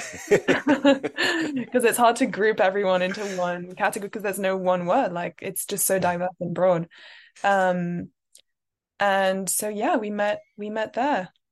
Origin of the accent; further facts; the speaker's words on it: London, United Kingdom; I am French, but I grew up in London.